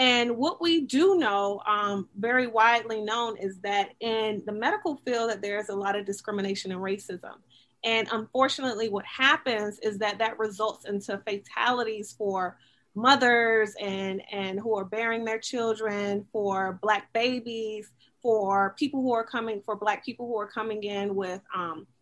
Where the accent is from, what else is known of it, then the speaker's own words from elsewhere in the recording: Miami, Florida, United States; also born or lived in Gainesville, Florida / Delaware / Missouri; I'm from Miami, Florida, and I went off to school for 9 years. I was in Gainesville, then Delaware, then Missouri. And thank you, God, that I ended up back home in Miami. And I say that because during my time in Miami as as a youth, you know, up until I was 18